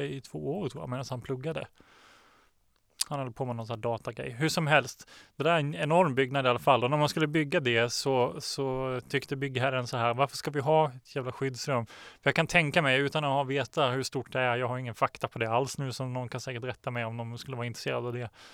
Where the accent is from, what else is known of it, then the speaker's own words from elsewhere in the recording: Småland, Sweden; moved away; also born or lived in Norrland; jag är från Småland